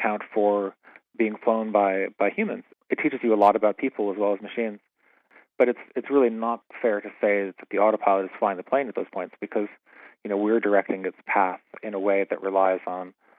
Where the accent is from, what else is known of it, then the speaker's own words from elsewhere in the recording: Pittsfield, Massachusetts, United States; moved away; also born or lived in London; growing up in Pittsfield